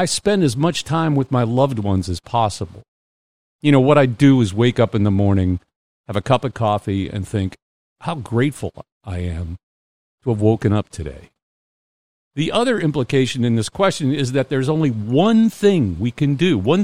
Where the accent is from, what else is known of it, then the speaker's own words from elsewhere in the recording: United States; also born or lived in New England / California; now in Mississippi, United States; I grew up in Pennsylvania and New England